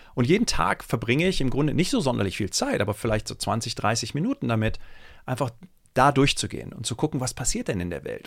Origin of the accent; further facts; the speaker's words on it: Germany; ich bin äh, in Deutschland zur Schule gegangen, das ist allerdings auch schon irgendwie 25, 30 Jahre her